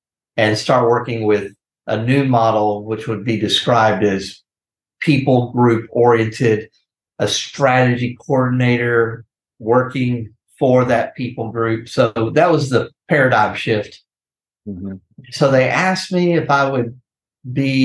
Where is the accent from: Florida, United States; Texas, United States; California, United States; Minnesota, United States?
Texas, United States; Corpus Christi; I'm from South Texas, Corpus Christi is where I was born, raised